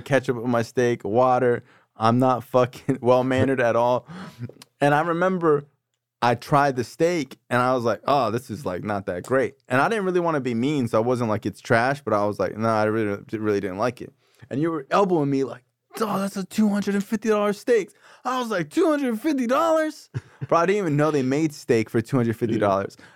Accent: Davie, Florida, United States; I'm from Davie

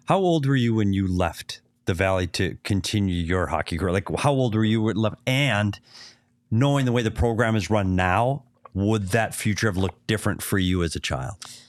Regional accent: Minnesota, United States; now in Arizona, United States; I'm from Minnesota

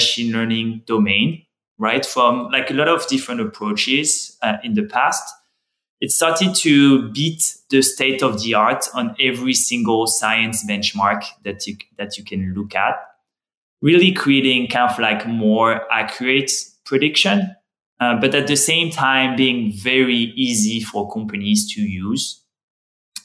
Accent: France; accent: French; English is a second language; I'm French, as you can hear from my accent.

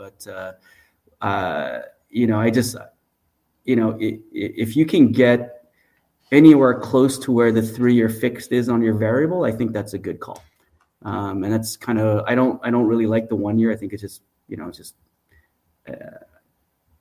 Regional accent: Montreal, Quebec, Canada; I'm actually born and raised in Montreal.

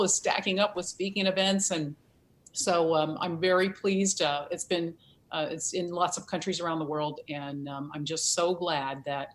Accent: Virginia, United States; moved away; I'm from Virginia originally, and I have spent time on a farm.

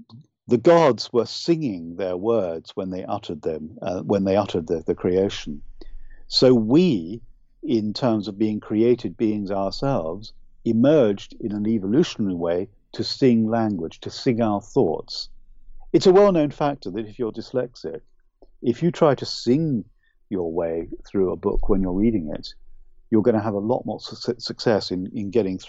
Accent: United Kingdom; accent: UK accent; also born or lived in Ireland; I'm sad to say this, but I'm Irish, but I don't have the beautiful, lyrical Irish accent. I really wish I did, but it would be false of me to try and copy it. I was brought up largely in the UK, so I speak with a UK accent.

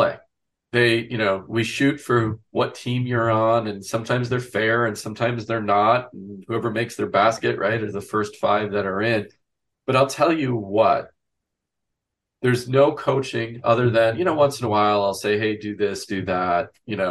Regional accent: Wisconsin, United States; I grew up in a small town in Wisconsin.

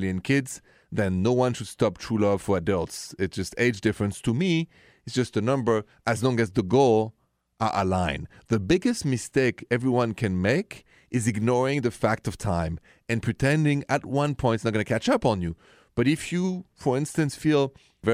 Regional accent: Paris, Île-de-France, France; accent: thick French accent from Paris; English is a second language; moved away as an adult; I was raised in France

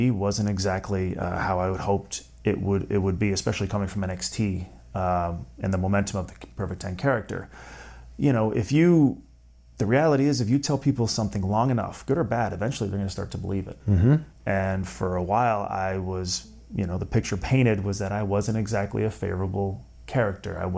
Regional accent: Canada; I am Canadian.

